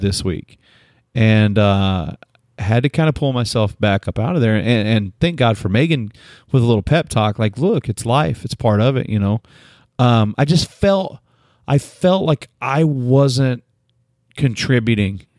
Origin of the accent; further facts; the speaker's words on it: Oklahoma, United States; moved away; also born or lived in San Antonio; I'm from Oklahoma. I grew up on Sonic.